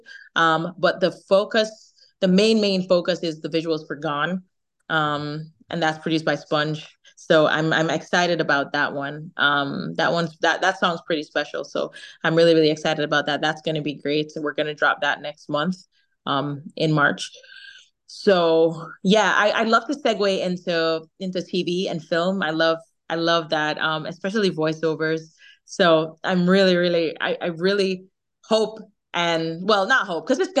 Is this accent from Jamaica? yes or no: yes; Jamaica; accent: Jamaican; my Jamaican accent